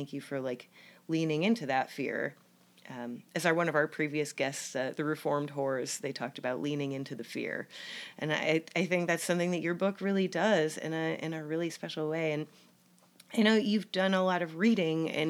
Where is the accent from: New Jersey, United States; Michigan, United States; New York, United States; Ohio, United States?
New York, United States; Syracuse; Syracuse, which is where I was from, my hometown.